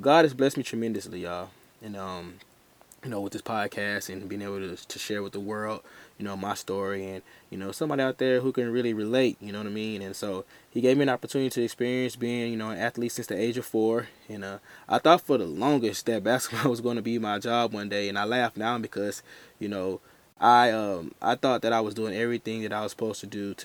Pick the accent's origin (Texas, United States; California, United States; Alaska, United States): Texas, United States; Houston; from Houston, Texas